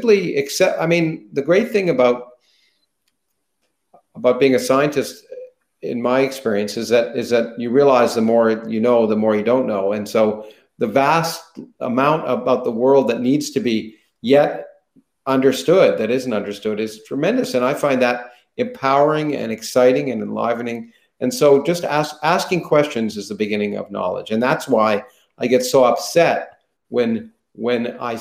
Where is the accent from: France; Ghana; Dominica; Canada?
Canada; now in United States; I grew up in Canada